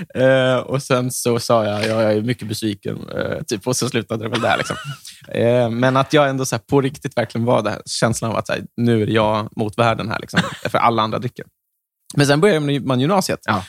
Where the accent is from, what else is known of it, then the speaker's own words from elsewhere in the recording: Järna, Stockholm County, Sweden; varannan helg då har jag vuxit upp i Järna